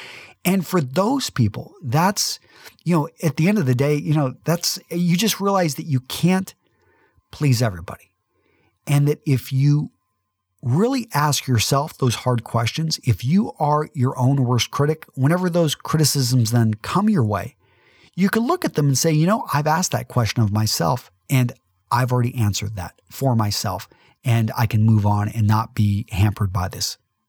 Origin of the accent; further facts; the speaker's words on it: Midland, Texas, United States; For some of you that know that I'm a conservative from Midland, Texas